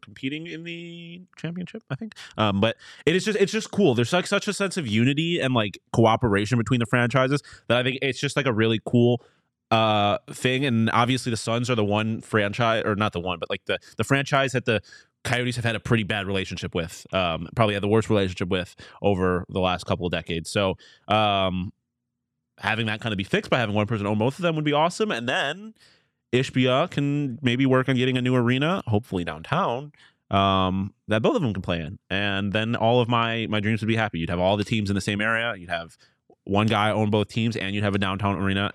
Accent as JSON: {"language": "English", "town": "Buffalo", "region": "New York", "country": "United States", "tie": "born or raised there", "said": "my hometown"}